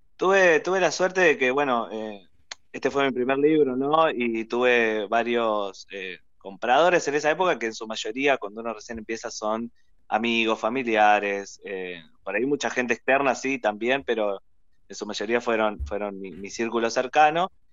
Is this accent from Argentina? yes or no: yes; Argentina; me hizo sentir muy orgulloso de mi ciudad y nos hace sentir muy orgullosos eh, como argentinos